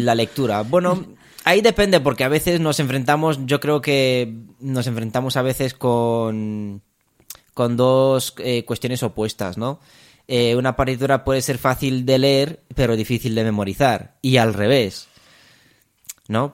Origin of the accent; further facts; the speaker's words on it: Romania; also born or lived in Spain; now in Madrid, Spain; yo soy, soy de Rumanía. Em, me vine ya hace, hace muchos años a España